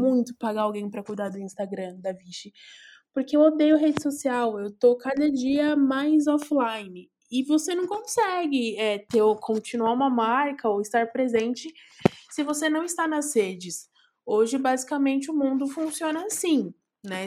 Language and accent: Portuguese; São Paulo, Brazil; also born or lived in Belém, São Paulo; Saudade de Itaquera, minha coab